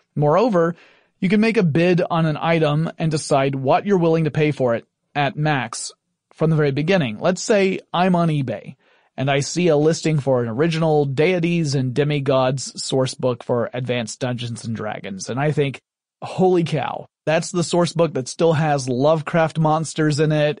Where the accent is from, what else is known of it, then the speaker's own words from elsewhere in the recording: Atlanta, Georgia, United States; Atlanta, Georgia, my hometown